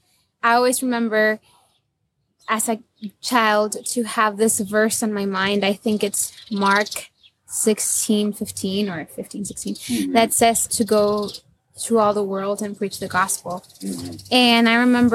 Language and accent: English; Nicaragua; I am from Nicaragua, but my parents are Mexican, so I'm like half Mexican too.